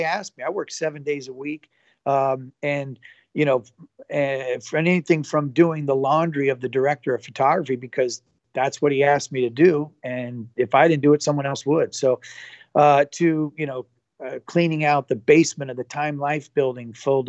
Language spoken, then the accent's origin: English; Santa Rosa, California, United States; now in Orlando, United States; I played every sport growing up in Santa Rosa, California